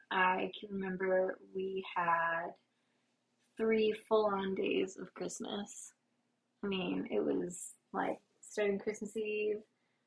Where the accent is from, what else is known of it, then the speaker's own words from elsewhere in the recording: the South, United States; We're from the South